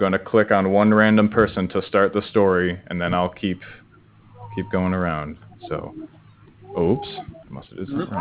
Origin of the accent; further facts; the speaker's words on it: Cincinnati, Ohio, United States; I'm from Cincinnati, Ohio